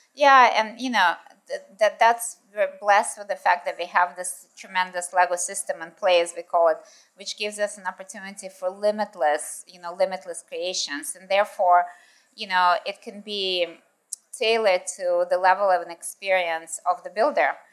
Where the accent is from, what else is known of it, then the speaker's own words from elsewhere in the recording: United States; moved away as an adult; also born or lived in Russia / United Kingdom / Japan / New York; lived in the States um, when I was in school and in high school and in university